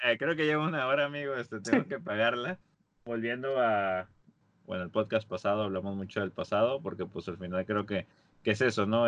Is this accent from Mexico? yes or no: yes; Monterrey, Nuevo León, Mexico; somos de la Sultana del Norte, estamos aquí eh, en Monterrey